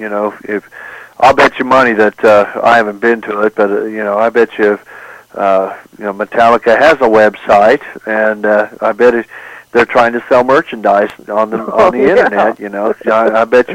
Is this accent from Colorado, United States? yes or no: no; Oklahoma Panhandle, United States; I grew up in the Oklahoma Panhandle